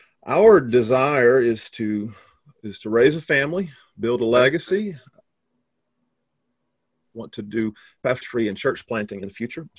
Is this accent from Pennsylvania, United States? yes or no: no; Texas, United States; moved away as an adult; also born or lived in Taiwan / Bratislava, Slovakia / Houston, Texas; So I grew up in Texas. I'm a country boy. Grew up hunting and fishing and romping around the woods like a wild man.